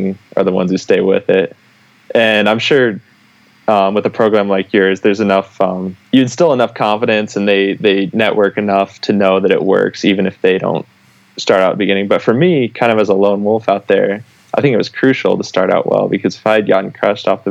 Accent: Midwest, United States; I grew up in the Midwest, or I was living in the Midwest.

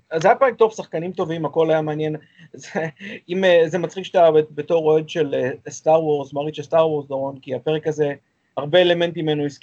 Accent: Israel; אנחנו ישראלים.

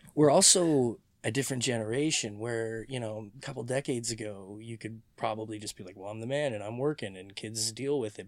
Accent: Mississauga, Ontario, Canada; also born or lived in St. Catharines; I was born in seventy-seven, and I moved from Saint Catharines to Mississauga when I was, uh, like nine

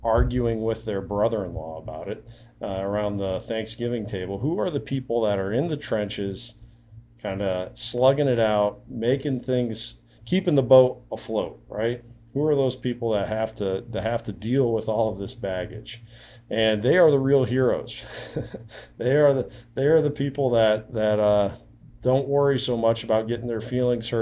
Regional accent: Iowa, United States; a fellow Iowan

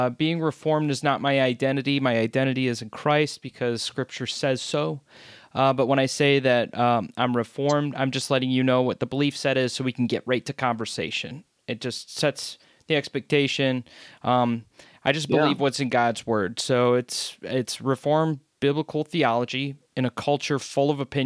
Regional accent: United States; I'm from America. I grew up in the American church

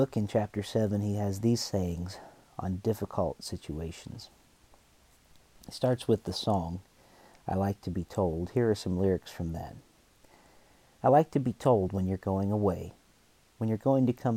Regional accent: Western Pennsylvania, United States; moved away as an adult; also born or lived in New York; my hometown area of Western Pennsylvania

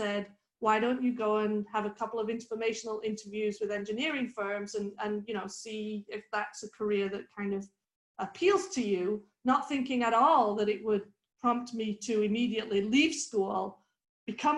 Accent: the north of England, United Kingdom; moved away; I grew up in Northern England

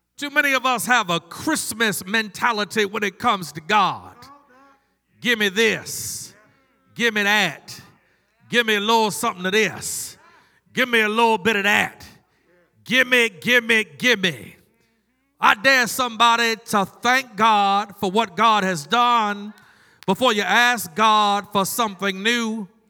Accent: Maryland, United States; now in North Carolina, United States; I grew up in Maryland, but I vote in North Carolina because I live here

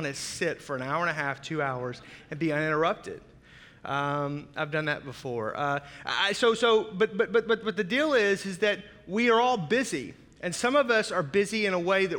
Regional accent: Fort Smith, Arkansas, United States; also born or lived in Oklahoma; now in Milwaukee, United States; I grew up on the Arkansas-Oklahoma border, so Fort Smith. If you've seen the movie True Grit, where the railroad ends, that's my hometown

